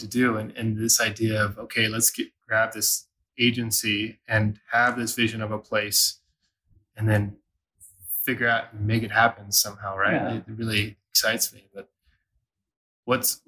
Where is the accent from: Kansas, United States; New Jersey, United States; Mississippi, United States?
Kansas, United States; McPherson; moved away as an adult; also born or lived in New Haven, Connecticut / Mexico City; now in Denver, United States; growing up in Kansas, I think my parents had 15 acres out in the country. We grew up out in the country